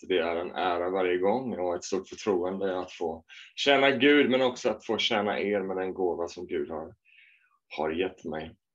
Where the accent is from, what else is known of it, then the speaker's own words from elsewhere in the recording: Småland, Sweden; när jag växte upp i Småland